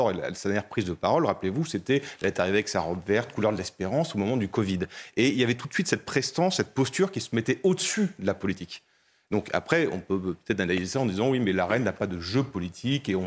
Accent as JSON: {"language": "French", "country": "France", "said": "nous, en tant que Français, on vit"}